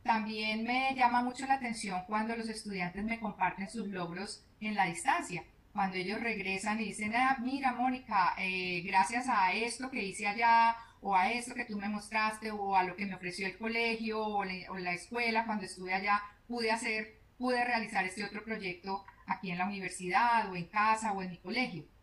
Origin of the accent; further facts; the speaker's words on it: Colombia; moved away as an adult; now in Ottawa, Canada; porque soy colombiana.